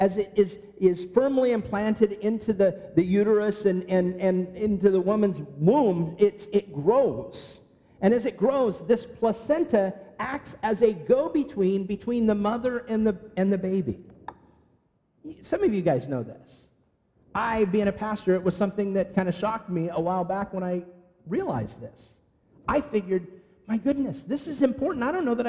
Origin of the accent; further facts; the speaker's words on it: California, United States; moved away; growing up in California